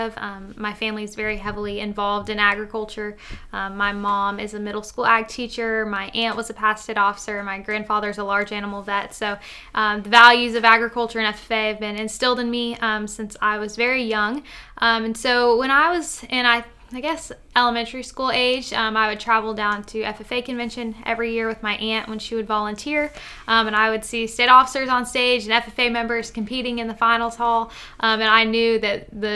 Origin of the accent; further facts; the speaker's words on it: Marion County, Florida, United States; I'm from Marion County, Florida